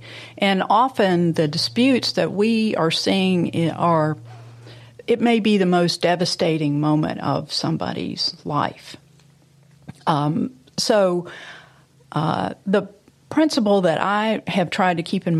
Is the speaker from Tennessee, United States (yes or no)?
yes; Memphis, Tennessee, United States; playing with my friends in Memphis. At that time was a lovely place to grow up